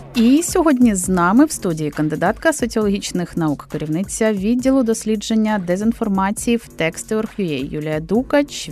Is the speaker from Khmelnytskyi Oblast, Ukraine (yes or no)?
no; Crimea, Ukraine; moved away; Я з Криму сама